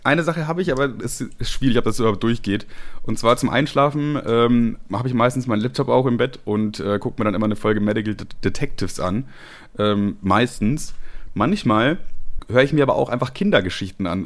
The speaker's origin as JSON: {"language": "German", "area": "Ammertal", "region": "Bavaria", "country": "Germany", "tie": "born or raised there", "said": "ich bin in Ammertal aufgewachsen, einem kleinen Dorf in ähm, Bayern"}